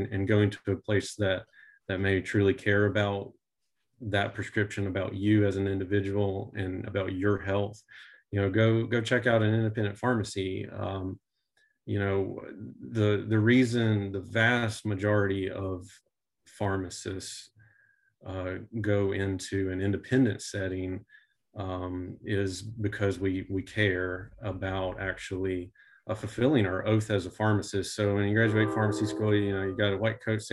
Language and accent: English; Winston-Salem, North Carolina, United States; moved away as an adult; also born or lived in Chapel Hill, North Carolina; I'm from Winston-Salem, North Carolina, originally, just kind of outside of town